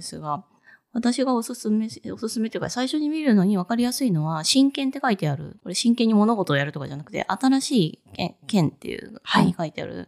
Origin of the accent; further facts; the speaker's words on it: Fukuoka, Japan; moved away as an adult; also born or lived in Tokyo; 私福岡で育って、福岡の大学卒業して、就職のために東京に出てきたので